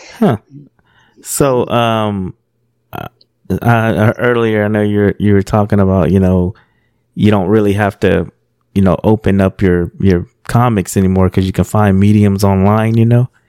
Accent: California, United States; I grew up in California

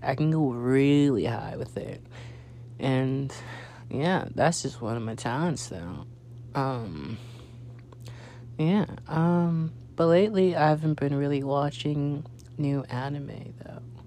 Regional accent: Los Angeles, California, United States; now in Arlington, United States; I'm from California, Los Angeles to be exact, and um, I'm currently in Arlington, Texas

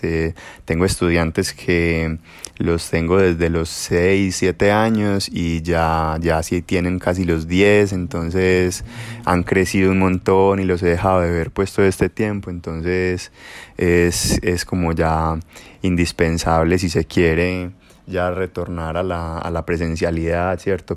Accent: Girardota, Antioquia, Colombia; en la Casa de la Cultura del municipio de Girardota pues donde, de donde vivo y de donde soy

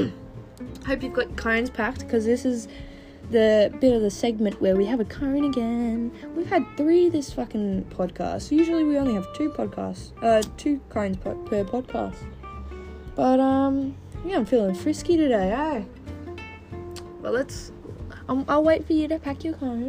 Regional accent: Melbourne, Victoria, Australia; I'm from Melbourne, Australia, the state that's not currently in lockdown.

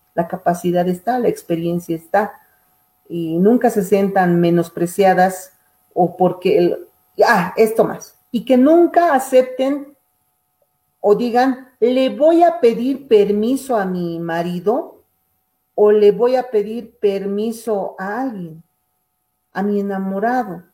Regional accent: Bolivia; Todos somos bolivianos, hermanos del oriente, occidente, valles, somos uno

